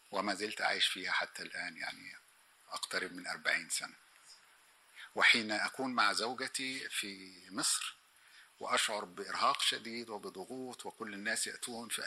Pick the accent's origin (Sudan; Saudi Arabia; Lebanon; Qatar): Sudan; also born or lived in Egypt / Austria; فأقول أنا سوداني مصري نمساوي